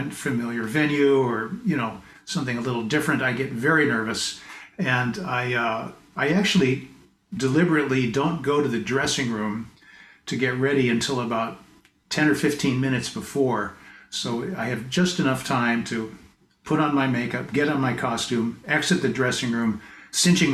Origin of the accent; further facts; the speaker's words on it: Pasadena, California, United States; moved away as an adult; also born or lived in Boston; now in British Columbia, Canada; I was born in Pasadena, California. Oh. Spent most of my first 20 years there